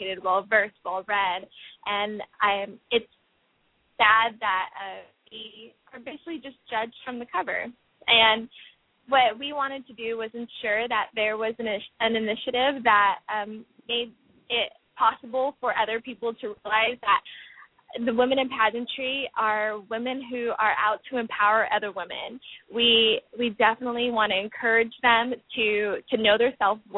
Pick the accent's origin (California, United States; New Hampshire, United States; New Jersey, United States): California, United States; having been born and raised in California